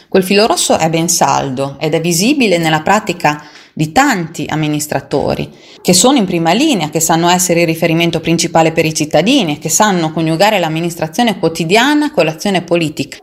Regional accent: Marzabotto, Emilia-Romagna, Italy; born or raised there

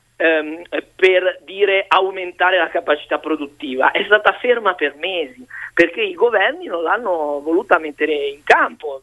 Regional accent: Liguria, Italy; Io sono ligure

